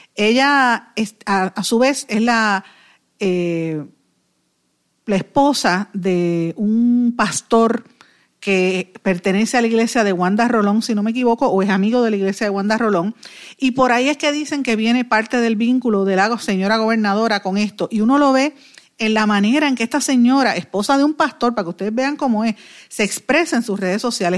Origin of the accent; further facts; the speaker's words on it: Guaynabo, Puerto Rico; yo soy de Guainabo, vivo en Guainabo, es mi pueblo toda la vida y mi familia es de Guainabo